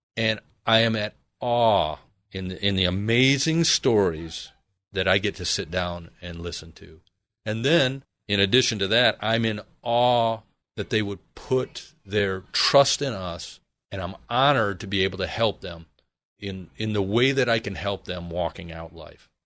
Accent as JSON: {"language": "English", "region": "Michigan", "country": "United States", "moved": "as an adult", "lives_now": "Arizona, United States", "said": "originally I am from Michigan"}